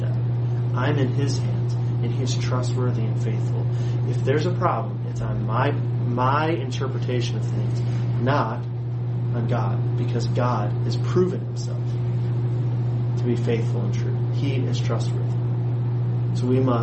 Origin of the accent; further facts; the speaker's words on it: United States; especially as American Christians